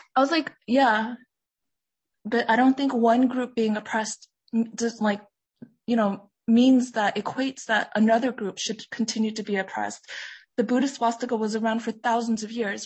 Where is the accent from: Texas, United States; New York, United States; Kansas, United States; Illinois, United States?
New York, United States; New York City; we mm. were growing up in New York City